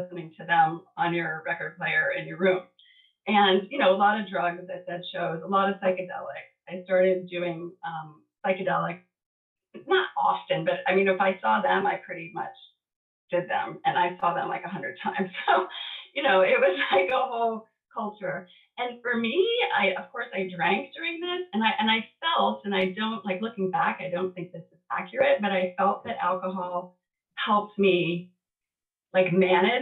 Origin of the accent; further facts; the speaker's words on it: Baltimore, Maryland, United States; moved away as an adult; also born or lived in New York State / San Diego; I went from like a really big, diverse school in Baltimore. I had moved from New York State to Baltimore